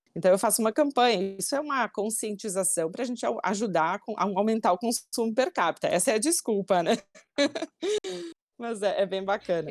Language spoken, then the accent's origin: Portuguese; Bento Gonçalves, Rio Grande do Sul, Brazil; eu nasci e moro até hoje em Bento Gonçalves, no Serra Gaúcha